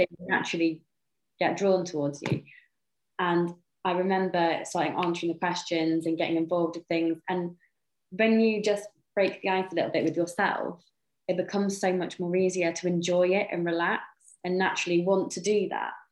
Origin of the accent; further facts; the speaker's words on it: North Wales, United Kingdom; I've was born and raised in North Wales in a tiny little village in the middle of nowhere.